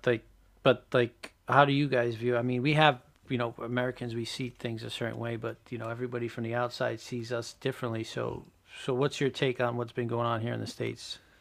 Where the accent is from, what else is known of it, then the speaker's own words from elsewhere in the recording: Portugal; we're, Buddy and I are both Portuguese